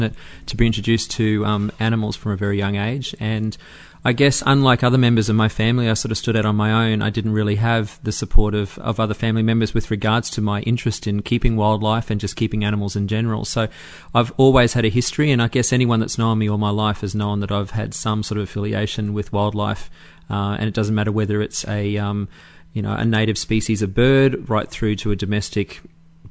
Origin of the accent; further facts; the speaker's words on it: Brisbane, Queensland, Australia; my hometown of Brisbane